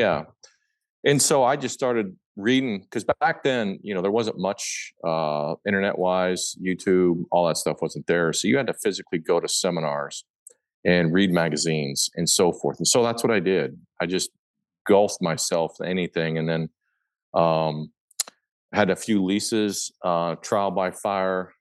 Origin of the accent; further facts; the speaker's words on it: Papillion, Nebraska, United States; I was born and raised in Papillion, Nebraska, which is a suburb of Omaha